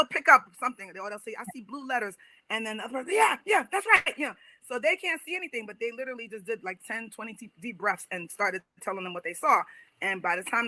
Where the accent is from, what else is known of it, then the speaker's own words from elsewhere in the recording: New York, United States; moved away; I'm from New York